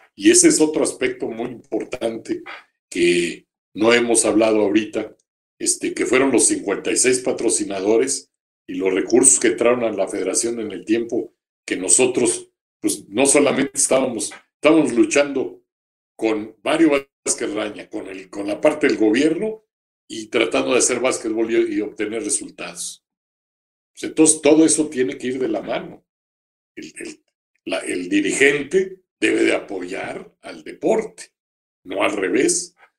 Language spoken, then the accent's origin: Spanish; Mexico; nosotros somos mexicanos 125 aquí y 35 allá.